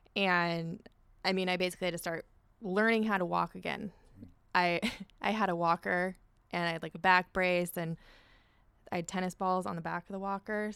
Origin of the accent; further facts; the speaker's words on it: Orange, California, United States; I grew up in Orange